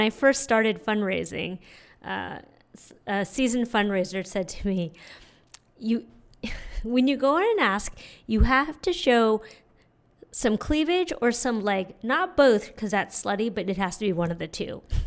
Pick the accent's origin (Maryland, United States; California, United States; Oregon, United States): California, United States; San Francisco; moved away as an adult; also born or lived in Montreal; now in New York, United States; I was born and raised in San Francisco